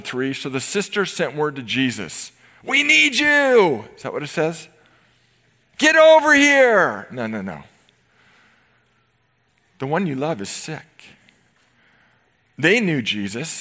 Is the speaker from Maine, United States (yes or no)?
no; Novato, California, United States; I grew up in Novato